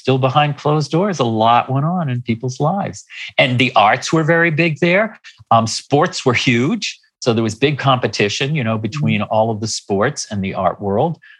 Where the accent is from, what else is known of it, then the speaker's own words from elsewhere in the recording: Hingham, Massachusetts, United States; moved away; also born or lived in New York City; I grew up in Massachusetts in a small town on the South Shore called Hingham